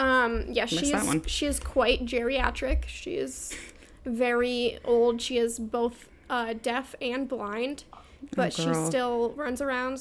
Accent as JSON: {"language": "English", "region": "Vermont", "country": "United States", "said": "Yeah, I'm from Vermont, so we have literally nothing"}